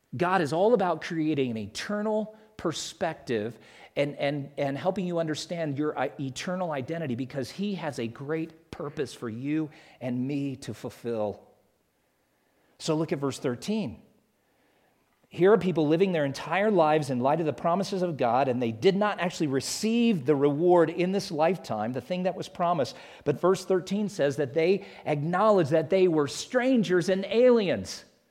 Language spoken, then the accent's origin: English; South Carolina, United States; moved away as an adult; also born or lived in Atlanta, Georgia / Alabama; I'm from South Carolina because that's where I lived forty-five of my fifty years before we moved out here